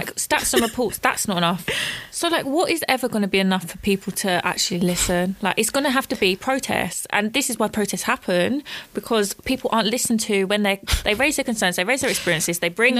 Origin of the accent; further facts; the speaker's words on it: England, United Kingdom; My dad was born here. I was born here. I'm so English. But I wouldn't claim that I'm English, but I am very much English.